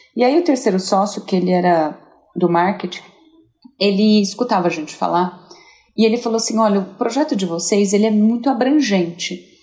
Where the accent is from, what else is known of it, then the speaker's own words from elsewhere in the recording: São José do Rio Preto, São Paulo, Brazil; moved away; eu vim de Rio Preto, né? Eu sou, eu sou do interior, sou, sou uma caipira.